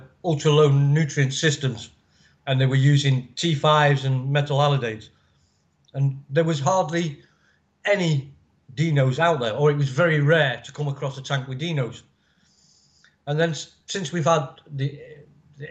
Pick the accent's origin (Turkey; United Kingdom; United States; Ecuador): United Kingdom; England; I'm English, so I'm basically milk bottle white